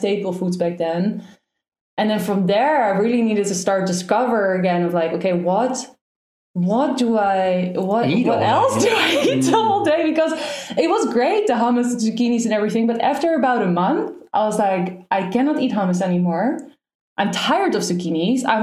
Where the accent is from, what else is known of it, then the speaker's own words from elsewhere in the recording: Netherlands; I'm from Holland. I'm Dutch.